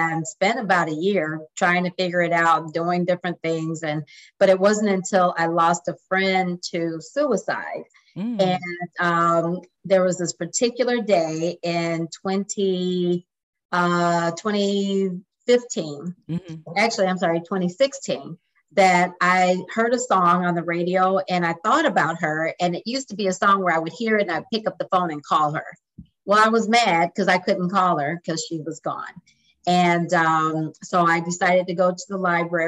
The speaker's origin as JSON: {"language": "English", "town": "Lansing", "region": "Michigan", "country": "United States", "also_born_or_lived": "Des Moines, Iowa / Dallas, Texas", "moved": "as an adult", "lives_now": "San Antonio, United States", "said": "I'm originally from Lansing, Michigan, and moved to San Antonio in 2002"}